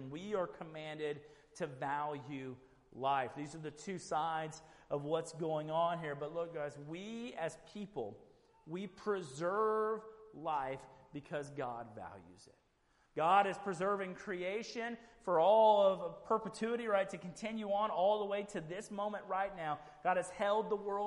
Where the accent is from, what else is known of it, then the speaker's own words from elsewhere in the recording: Houston, Texas, United States; I grew up in Houston